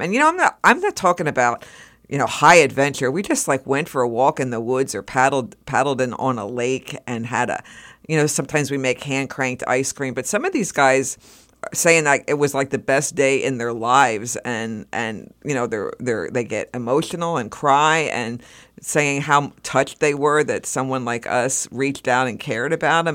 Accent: Reading, Pennsylvania, United States; I came from a suburbs outside Reading

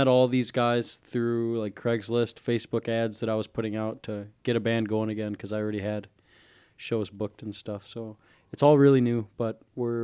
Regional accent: Milwaukee, Wisconsin, United States; also born or lived in DeKalb, Illinois; I'm from Milwaukee, Wisconsin

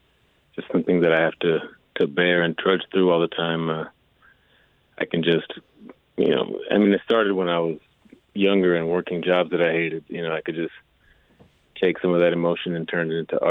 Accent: Milwaukee, Wisconsin, United States; moved away as an adult; also born or lived in Texas; Definitely Wisconsin. I spent pretty much my entire life in Milwaukee. I was born in Texas, and I spent the last couple of years there.

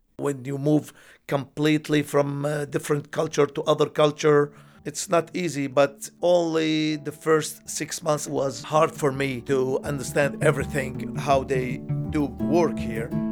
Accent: Romania; born or raised there; English is a second language; moved away as an adult; also born or lived in Greece

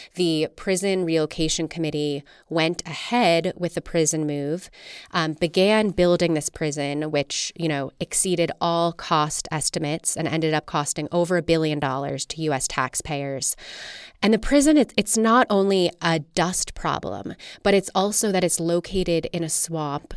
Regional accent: just outside New York City, United States; moved away as an adult; also born or lived in Bay Area / East Coast; now in Salt Lake City, United States; I grew up just outside New York City in the suburbs

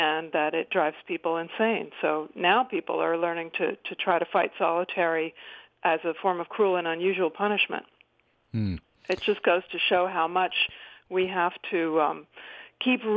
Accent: Philadelphia, Pennsylvania, United States; Philadelphia, my hometown

